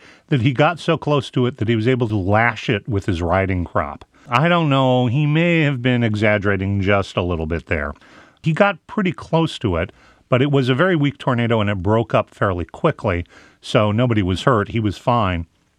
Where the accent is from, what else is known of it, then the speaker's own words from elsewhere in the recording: Midwest, United States; When you grow up in the Midwest, you're always aware of tornadoes in a way that people elsewhere in the country really aren't.